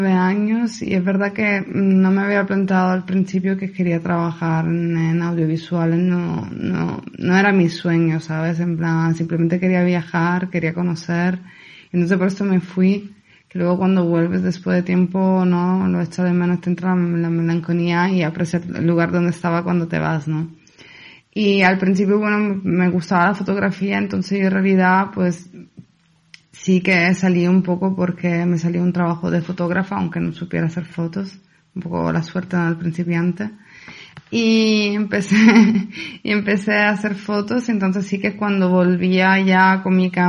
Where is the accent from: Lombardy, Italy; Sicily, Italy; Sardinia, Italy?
Sicily, Italy; Palermo; Spanish is a second language; moved away as an adult; now in Spain; de, Sicilia, de la isla que está al sur de Italia.